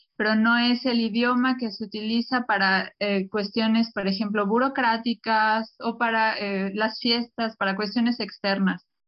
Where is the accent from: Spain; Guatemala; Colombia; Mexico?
Mexico; now in Berlin, Germany; una mexicana que vive en Berlín